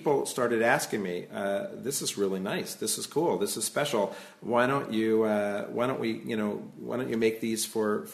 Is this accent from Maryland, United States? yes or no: yes; Silver Spring, Maryland, United States; also born or lived in Brookline, Massachusetts; now in Jerusalem, Israel; I'm originally from Silver Spring, Maryland, and I actually made Aliyah from the Boston area. I lived in Brookline for a while